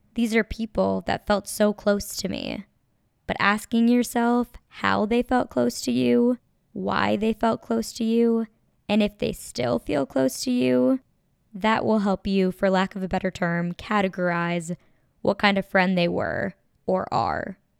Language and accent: English; Minnesota, United States; moved away as an adult; also born or lived in Los Angeles; now in Chicago, United States; I'm from Minnesota, and I now live in Chicago